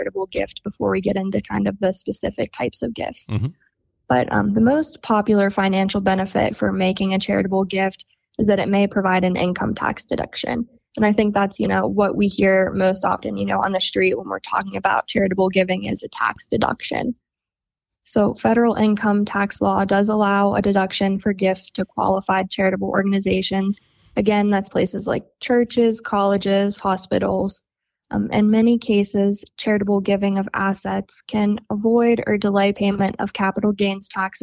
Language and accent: English; Oakland, Maryland, United States; moved away as an adult; also born or lived in northern Garrett County, Maryland; now in Garrett County, United States; I'm originally from Oakland, where the main office is, and I have moved to the northern end of Garrett County